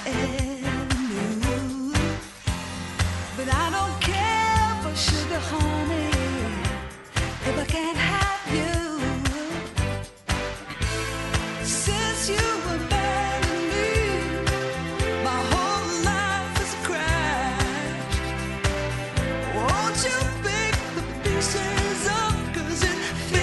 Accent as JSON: {"language": "English", "town": "Sligo", "region": "Connacht", "country": "Ireland", "tie": "born or raised there", "moved": "yes", "said": "my hometown of Sligo"}